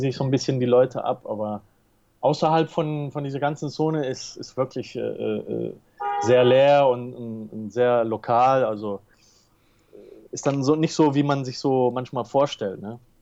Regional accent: Tenerife, Canary Islands, Spain; also born or lived in England / Germany; ich bin aber hier auf Teneriffa geboren und aufgewachsen

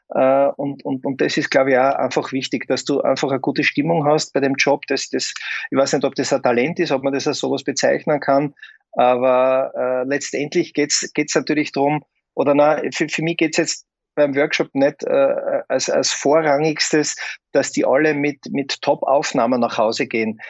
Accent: Graz, Styria, Austria; in meiner Heimatstadt in Graz

